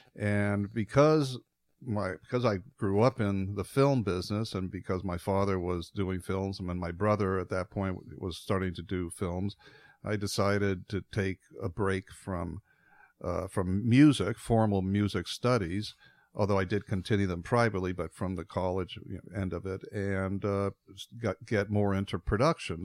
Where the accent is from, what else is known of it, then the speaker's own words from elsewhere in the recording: Midwest, United States; I grew up in the Midwest